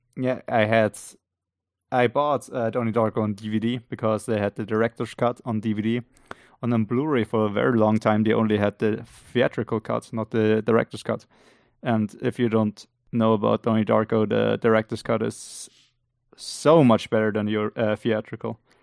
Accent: Austria; English is a second language; we're both from Austria

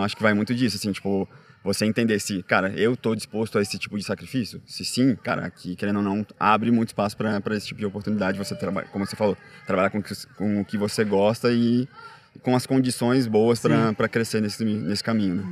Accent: Florianópolis, Santa Catarina, Brazil; moved away as an adult; now in São Paulo, Brazil; eu não nasci em Floripa eu fui para Floripa tinha uns 10 anos, mas enfim, a maior parte da minha vida adolescente e adulta

